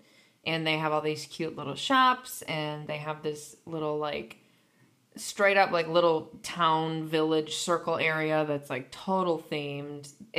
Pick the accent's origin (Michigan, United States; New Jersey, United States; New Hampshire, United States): Michigan, United States; accent: American; I'm from Michigan.